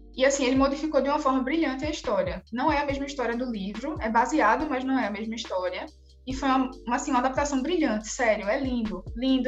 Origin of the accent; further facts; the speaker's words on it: Recife, Pernambuco, Brazil; accent: Recife; sou daqui de Recife